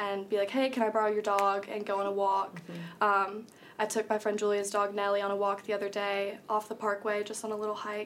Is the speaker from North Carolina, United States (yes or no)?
yes; Greensboro, North Carolina, United States; moved away as an adult; now in Boone, United States; I'm from Greensboro, North Carolina, but my parents moved to Emerald Isle when I was a sophomore here at App.